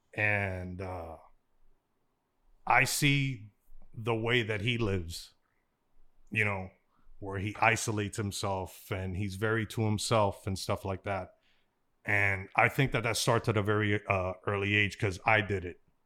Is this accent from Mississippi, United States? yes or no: no; Miami, Florida, United States; I grew up in Miami, we grew up when I was a, when I was a young, young, young, young kid, we grew up around the Orange Bowl.